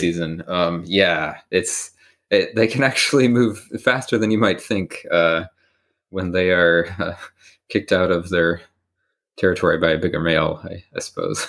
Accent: Bloomington, Indiana, United States; moved away as an adult; I'm from Bloomington, Indiana

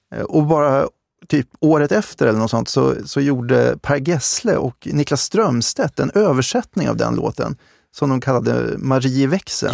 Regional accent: Uppsala, Uppsala County, Sweden; jag kommer från Uppsala

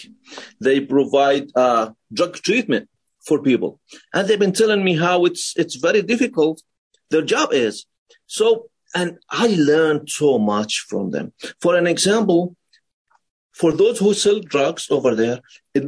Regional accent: Palestine; moved away as an adult; now in United States; I was born in Palestine. Then I migrated to the United States after I finished high school.

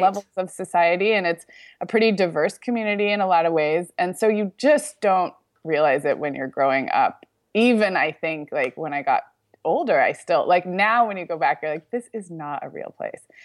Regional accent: Santa Barbara, California, United States; moved away as an adult; We just were kind of tourists in my own hometown this week

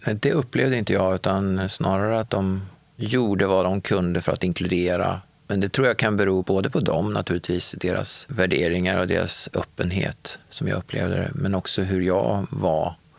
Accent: Örebro, Örebro County, Sweden; moved away as an adult; now in Gothenburg, Sweden; Jag är uppvuxen i Örebro och när jag var 25 år så flyttade jag till Göteborg och har levt där sedan dess.

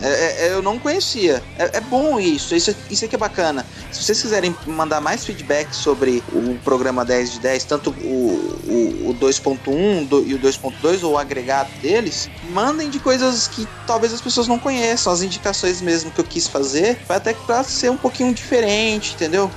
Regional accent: São Paulo, Brazil; accent: paulista; só tenho sotaque de paulista mesmo

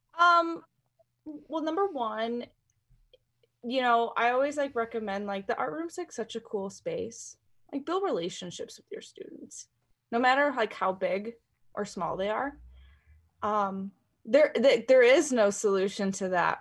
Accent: North Central Illinois, United States; moved away as an adult; now in Colorado, United States; I, I grew up in Illinois, and I went to school out in Illinois.

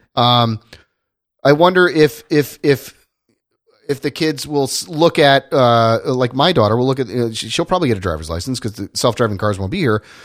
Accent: Indiana, United States; I grew up in Indiana

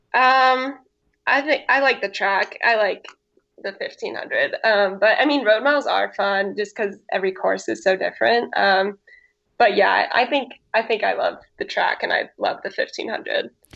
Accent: Santa Cruz, California, United States; moved away as an adult; also born or lived in Oregon / Arkansas; now in San Diego, United States; I grew up in Santa Cruz, California, which is like central coast California

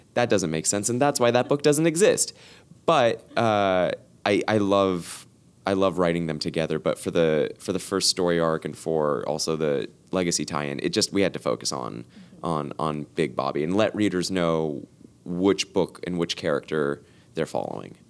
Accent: Los Angeles, California, United States; born or raised there

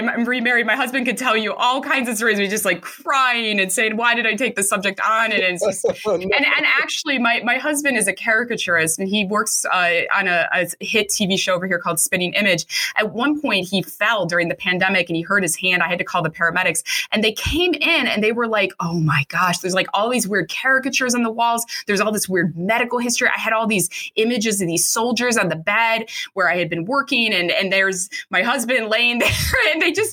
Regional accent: Chicago, Illinois, United States; accent: Chicago; moved away as an adult; also born or lived in Britain; now in United Kingdom; my Chicago accent that I will never get rid

